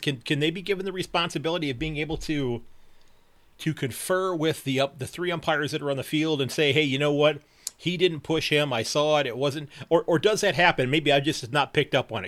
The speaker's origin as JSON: {"language": "English", "town": "Sandusky", "region": "Ohio", "country": "United States", "said": "from Sandusky, Ohio"}